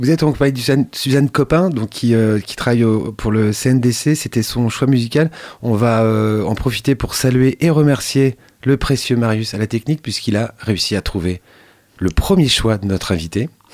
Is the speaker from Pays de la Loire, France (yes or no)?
yes; Château-Gontier, Pays de la Loire, France; ma ville natale, château rontier